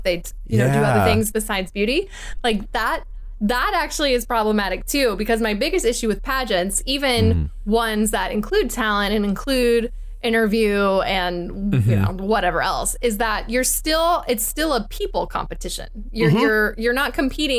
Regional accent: Dallas, Texas, United States; I grew up in Dallas

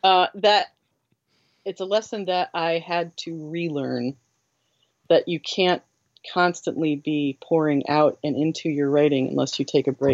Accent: Ireland; the reason we care so much about America is because we're Irish

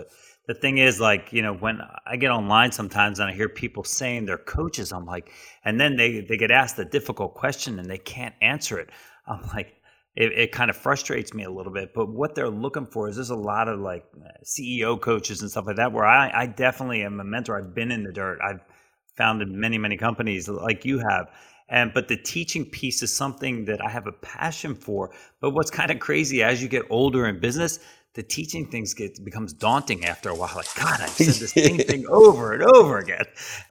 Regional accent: New Jersey, United States; For me, growing up in an entrepreneurial family on the Jersey Shore was like 4 months of hurry and 8 months of worry.

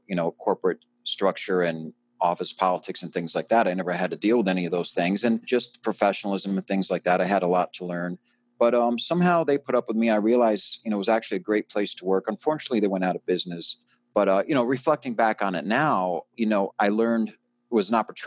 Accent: Middletown, New York, United States; moved away as an adult; I grew up in Middletown, New York. Parents moved there when I was about 3 months old, and I was there till I was 18 years old

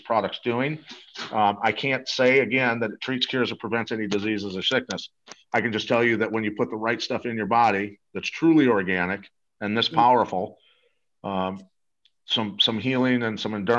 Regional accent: Iowa, United States; I grew up wrestling in Iowa

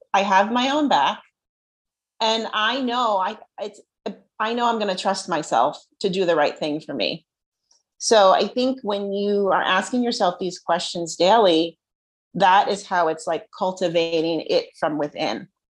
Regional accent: New Jersey, United States; I'm from Jersey.

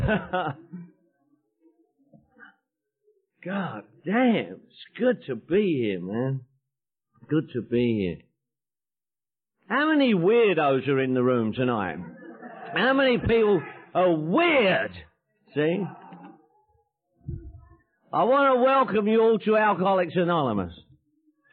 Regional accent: London, United Kingdom; moved away; I was born in London, England. I'm from Northwest London

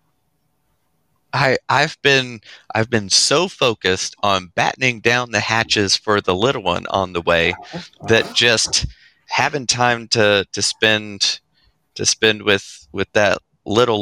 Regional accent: North Carolina, United States; also born or lived in Sacramento, California; I was born just outside Sacramento, California. So just a podunk town that was one stop sign big. And I was there until I was about 3 years old, and then moved to North Carolina with my family

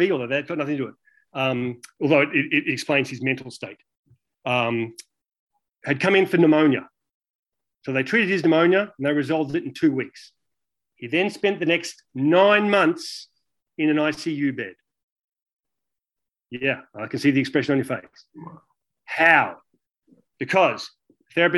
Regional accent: Australia; born or raised there; moved away

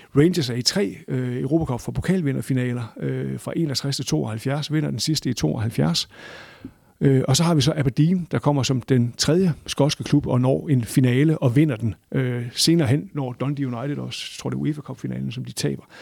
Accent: Aalborg, North Denmark Region, Denmark; altså jeg kommer fra Aalborg, og jeg har været på Aalborg Stadion siden midten af 70'erne

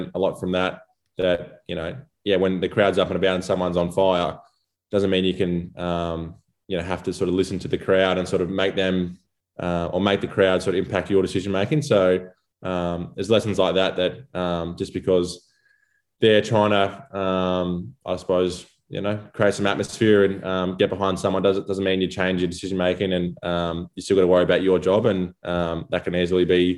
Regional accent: Gippsland, Victoria, Australia; As I was growing up in Gippsland

